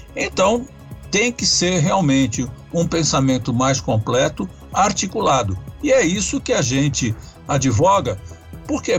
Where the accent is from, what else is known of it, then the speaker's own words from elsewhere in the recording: Brazil; Nós merecemos isso como brasileiros.